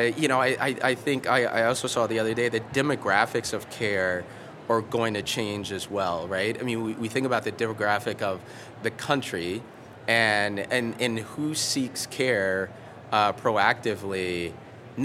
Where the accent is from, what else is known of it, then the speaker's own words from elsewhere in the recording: Kentucky, United States; we're from Kentucky